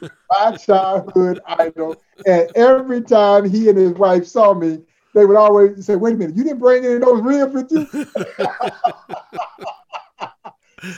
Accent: Crawfordville, Georgia, United States; growing up in Crawfordville, Georgia

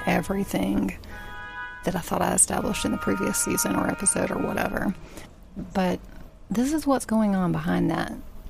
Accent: Tennessee, United States; When I was growing up in Tennessee, you could take English as a foreign language.

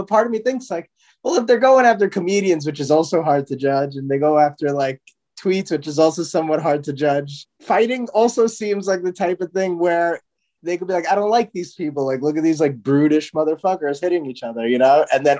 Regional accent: India; I'm Indian, but if somebody thought I was Pakistani, like I wouldn't take like, oh my God

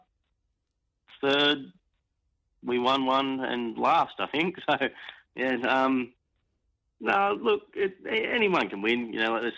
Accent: Ballina, New South Wales, Australia; moved away; also born or lived in Warilla, New South Wales; I'm originally from Ballina

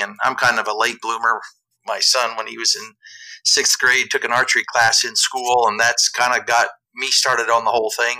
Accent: southeast Iowa, United States; moved away; I grew up in southeast Iowa

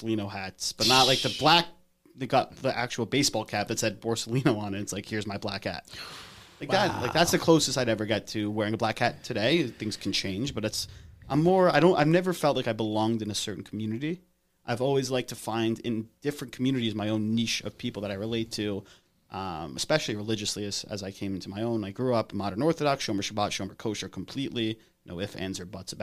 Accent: England, United Kingdom; moved away; I grew up in England.

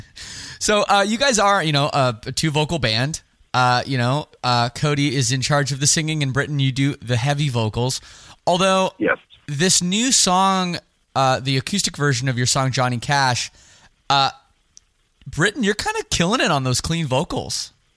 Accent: Toronto, Ontario, Canada; I'm from Canada. I'm from Toronto

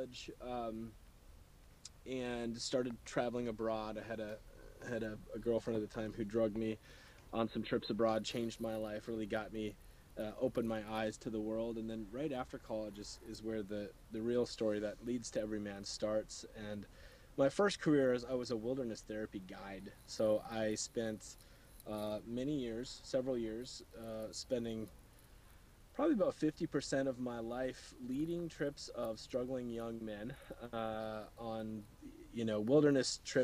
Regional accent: North Dakota, United States; I grew up in North Dakota

